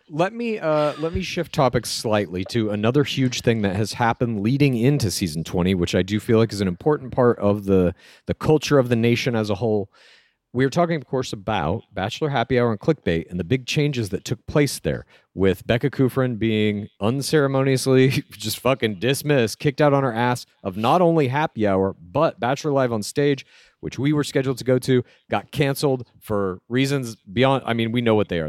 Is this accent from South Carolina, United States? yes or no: no; Dallas, Texas, United States; I grew up in Dallas.